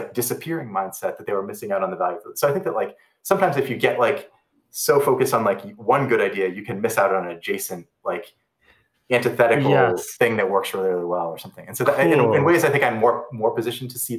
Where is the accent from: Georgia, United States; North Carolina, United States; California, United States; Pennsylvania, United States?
Pennsylvania, United States; Pittsburgh; now in San Francisco, United States; where I grew up in Pittsburgh